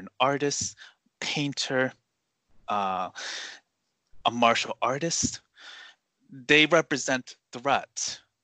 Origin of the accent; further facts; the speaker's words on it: United States; I was born in the U.S.